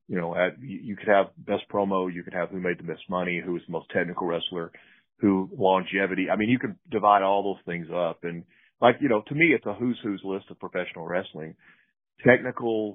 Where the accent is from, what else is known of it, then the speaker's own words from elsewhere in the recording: Pine Bluff, Arkansas, United States; I'm very fortunate growing up in Pine Bluff, Arkansas